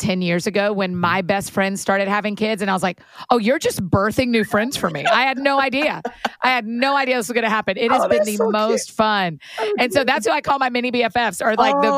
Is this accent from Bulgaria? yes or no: no; Atlanta, Georgia, United States; moved away as an adult; now in Nashville, United States; I grew up in Atlanta